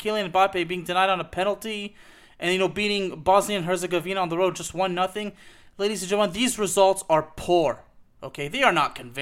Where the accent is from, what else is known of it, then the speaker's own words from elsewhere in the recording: Lyon, Auvergne-Rhône-Alpes, France; the same city where I was born.